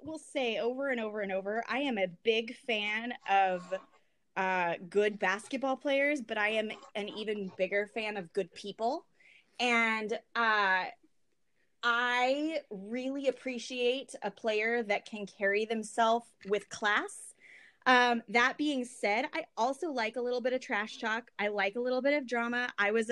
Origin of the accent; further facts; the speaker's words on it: Oregon, United States; now in Los Angeles, United States; I grew up in Oregon, and my family is in Portland